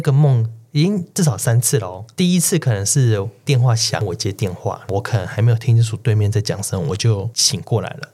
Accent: Taichung, Taiwan; 我的老家在台中，然后乡下

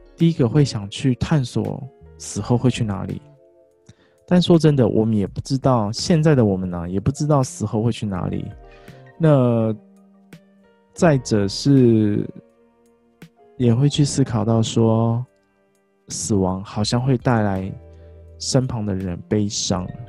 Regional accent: Kaohsiung, Taiwan; also born or lived in Pingtung; 我们老家塞屏东，所以在高雄的时候

